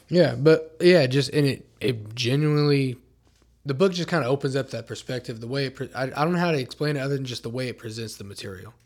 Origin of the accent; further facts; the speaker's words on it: Oklahoma, United States; I was born in Oklahoma